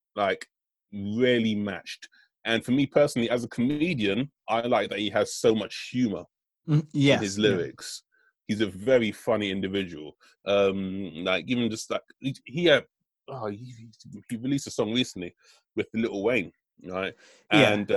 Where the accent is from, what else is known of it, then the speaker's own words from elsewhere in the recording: United Kingdom; I'm British. You know, I got my British roots